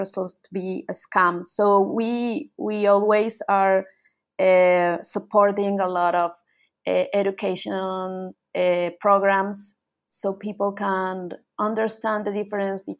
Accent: Colombia; moved away as an adult; now in Buenos Aires, Argentina; I'm from Colombia, but I moved to Argentina in Buenos Aires like about 10 years ago.

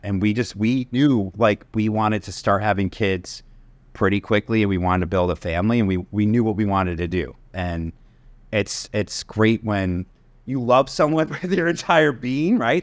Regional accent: Connecticut, United States; I grew up in Connecticut

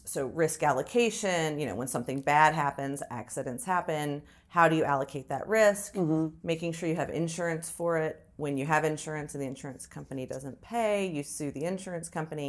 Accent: Florida, United States; also born or lived in Huntsville, Alabama; so born in Huntsville, Alabama, but my parents were high school sweethearts. They're both from Alabama. We moved to South Florida because my dad's an aerospace engin

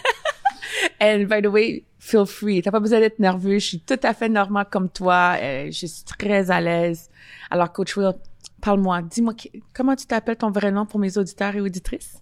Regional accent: Ottawa, Ontario, Canada; moved away as an adult; now in Montreal, Canada; ça fait 15 ans que je suis ici à, Montreal. Parce que moi, je viens d'Ottawa.

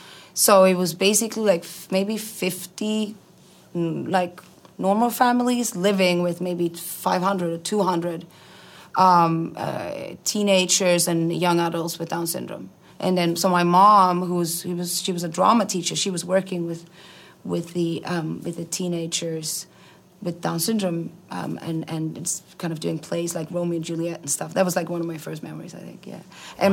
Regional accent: Iceland; also born or lived in Sweden; Moved to Iceland when I was 5.

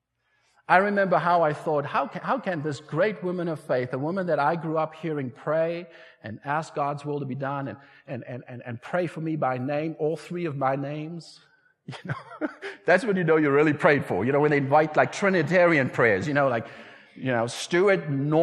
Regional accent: South Africa; moved away; I was raised in South Africa

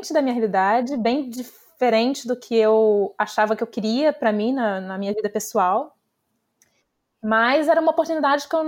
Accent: Brazil; moved away; é algo completamente diferente do que eu imaginava antes de sair do Brasil. E eu saí de Los Angeles, né?

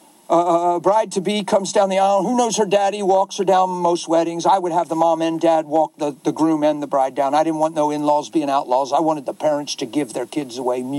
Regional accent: United States; I'm American

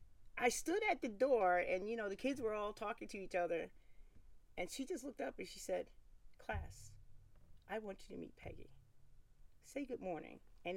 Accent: Wilkes-Barre, Pennsylvania, United States; moved away; also born or lived in Fort Pierce, Florida; I was born in Fort Pierce, Florida. So I was raised in Wilkes-Barre, PA. And in Wilkes-Barre, PA in 1959, there really wasn't a lot of me there.

